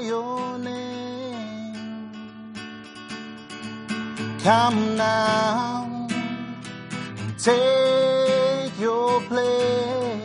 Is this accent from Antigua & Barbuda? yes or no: no; Zimbabwe; growing up in Zimbabwe in a place where I was born in a white area